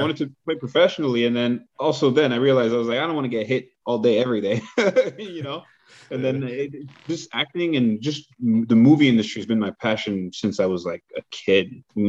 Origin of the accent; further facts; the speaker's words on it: Montreal, Quebec, Canada; moved away as an adult; now in Los Angeles, United States; Born and raised in Montreal.